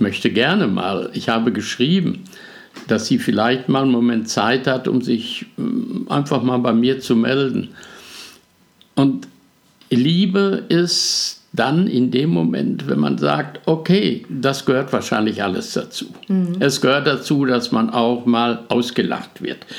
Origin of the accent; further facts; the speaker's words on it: Germany; bei uns in Deutschland